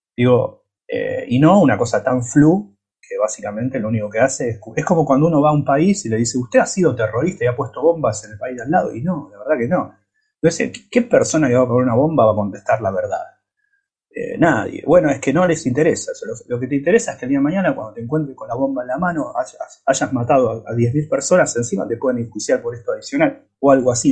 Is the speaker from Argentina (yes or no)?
yes; Buenos Aires, Argentina; moved away; also born or lived in United States; yo soy argentino, latinoamericano, crecí en, en el barrio San Telmo